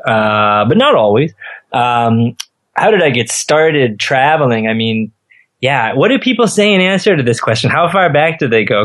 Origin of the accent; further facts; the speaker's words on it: Midwest, United States; moved away as an adult; also born or lived in western US; now in Damariscotta, Maine, United States; I'm not from Maine, I grew up in the Midwest